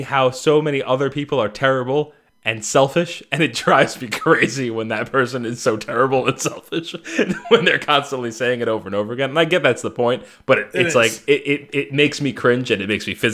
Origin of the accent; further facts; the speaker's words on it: New York City, New York, United States; growing up on Staten Island where that accent originated